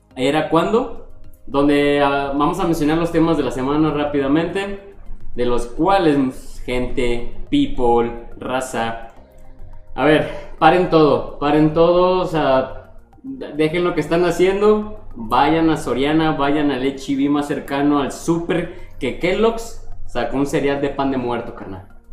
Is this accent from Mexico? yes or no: yes; Mexico; como buen mexicano